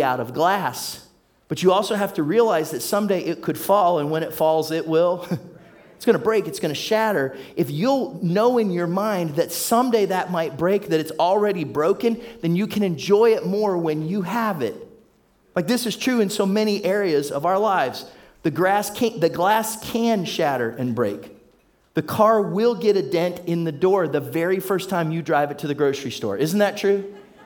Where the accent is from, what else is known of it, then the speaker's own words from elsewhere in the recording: Warren, Ohio, United States; I grew up in Warren, Ohio area. That's Trumbull County, Northeast Ohio.